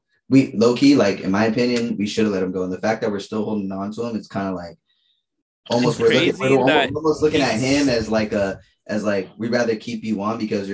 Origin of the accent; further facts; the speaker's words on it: Lompoc, California, United States; now in San Diego, United States; I grew up in Lompoc, California